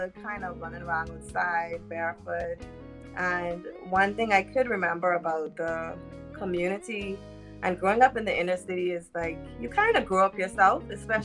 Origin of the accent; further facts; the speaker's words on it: Bahamas; Grew up in the inner city too, in the Bahamas